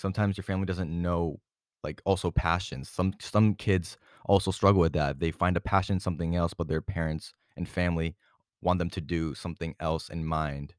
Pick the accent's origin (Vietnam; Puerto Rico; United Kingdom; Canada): Puerto Rico; moved away; my family and I went through Puerto Rico, my hometown, my home island